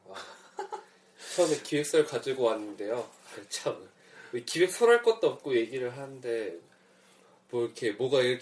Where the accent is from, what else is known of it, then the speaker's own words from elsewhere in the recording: Goyang, Gyeonggi Province, South Korea; 5살 때 이사 왔으니까 거의 한 20년 차?